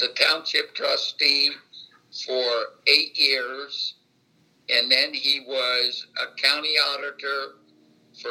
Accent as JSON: {"language": "English", "town": "Batesville", "region": "Indiana", "country": "United States", "tie": "born or raised there", "said": "I was born in Batesville, Indiana in 1941."}